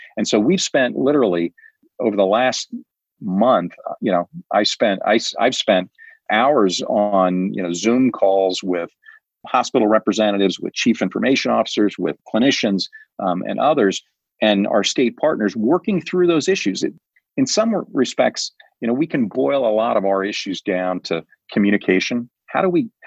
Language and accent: English; Prairie Village, Kansas, United States; moved away as an adult; now in New Hampshire, United States; I grew up in the Midwest, and I grew up in a town called Prairie Village.